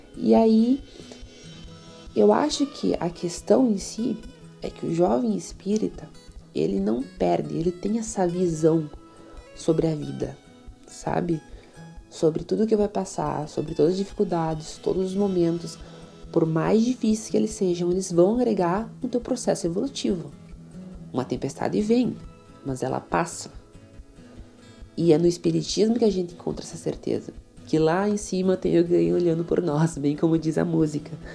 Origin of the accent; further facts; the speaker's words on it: Itaqui, Rio Grande do Sul, Brazil; sou de Itaqui